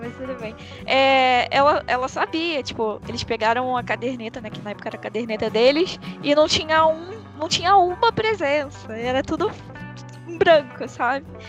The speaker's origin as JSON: {"language": "Portuguese", "town": "Nova Iguaçu", "region": "Rio de Janeiro", "country": "Brazil", "said": "Eu sou do Rio, né? Então, no Rio, em Nova Iguaçu, que é onde eu moro"}